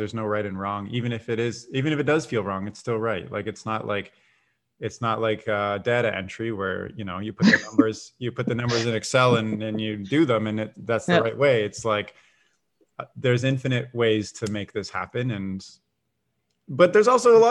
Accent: Canada; I was born in Canada, still in Canada

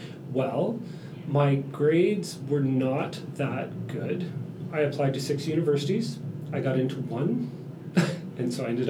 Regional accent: Burlington, Ontario, Canada; born there; Burlington, Ontario.

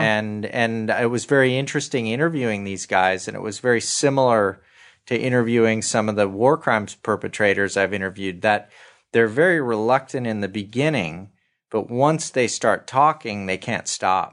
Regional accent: Santa Monica, California, United States; I grew up in Santa Monica

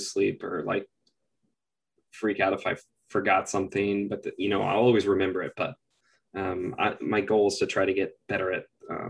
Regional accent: Austin, Texas, United States; moved away as an adult; also born or lived in San Diego / San Francisco; I'm from Austin, Texas.

